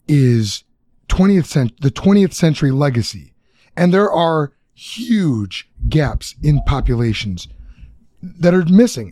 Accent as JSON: {"language": "English", "town": "Chicago", "region": "Illinois", "country": "United States", "said": "I'm from Chicago."}